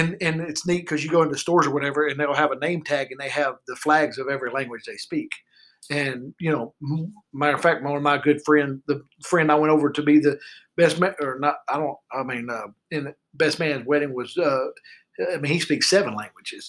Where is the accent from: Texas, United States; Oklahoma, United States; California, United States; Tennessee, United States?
Texas, United States; we're from Texas